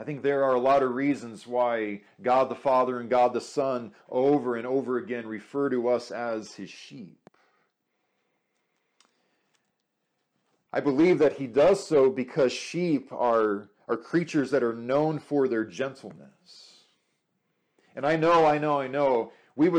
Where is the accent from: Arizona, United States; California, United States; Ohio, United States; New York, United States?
Arizona, United States; I grew up in Arizona